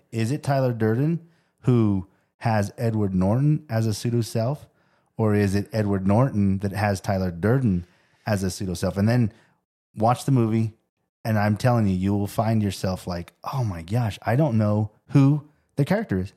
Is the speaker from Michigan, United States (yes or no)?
no; Tempe, Arizona, United States; I grew up in Tempe